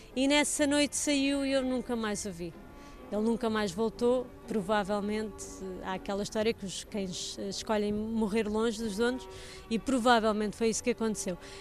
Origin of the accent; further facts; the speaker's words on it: Portugal; como pais, como irmãos, como profissionais, como portugueses